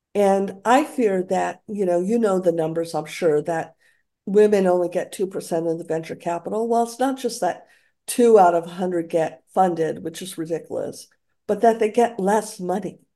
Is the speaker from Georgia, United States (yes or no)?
no; Santa Fe, New Mexico, United States; also born or lived in Alameda; now in San Francisco, United States; Santa Fe was my hometown